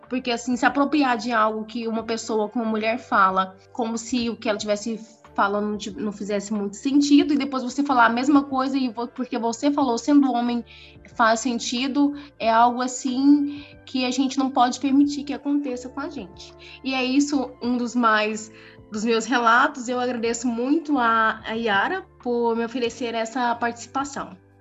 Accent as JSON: {"language": "Portuguese", "country": "Brazil", "said": "eu mesmo sendo brasileira e, e, e, e tendo minhas vivências aqui"}